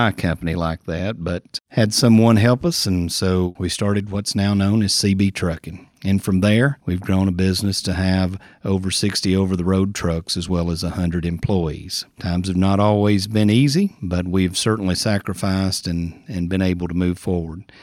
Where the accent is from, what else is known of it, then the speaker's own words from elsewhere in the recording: Sparta, Tennessee, United States; I grew up in Sparta, Tennessee, in a community called Cherry Creek on a small tobacco farm where we raised cattle and horses.